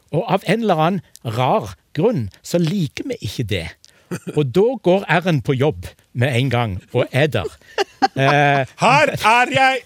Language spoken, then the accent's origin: Norwegian; Egersund, Rogaland, Norway; Jeg kommer fra Egersund, eh, men jeg har det verre enn begge de to andre, for jeg har aldri snakka egersundsk